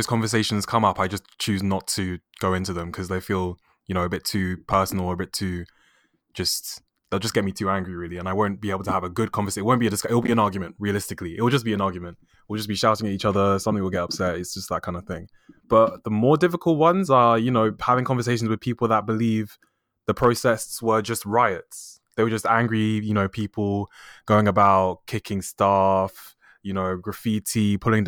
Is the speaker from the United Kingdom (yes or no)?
yes; United Kingdom; I'm Black British. Both my parents are from Nigeria and they're educated in the UK. So I think that makes me first generation since I was born in the UK.